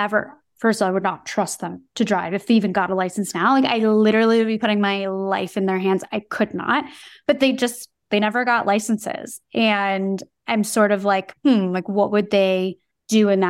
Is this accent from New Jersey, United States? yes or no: yes; New Jersey, United States; I am from New Jersey